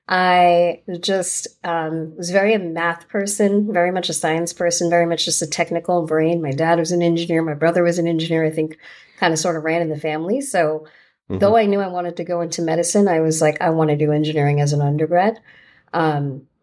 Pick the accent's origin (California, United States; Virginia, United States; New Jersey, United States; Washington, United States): New Jersey, United States; Fair Lawn; also born or lived in New York City; I grew up in New Jersey